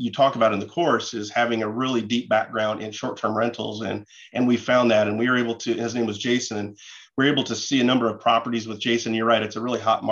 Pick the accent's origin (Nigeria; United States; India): United States; Kansas City; we're from Kansas City